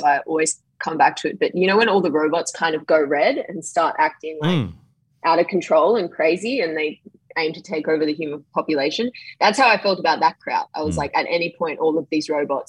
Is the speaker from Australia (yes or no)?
yes; Wollongong, New South Wales, Australia; my hometown.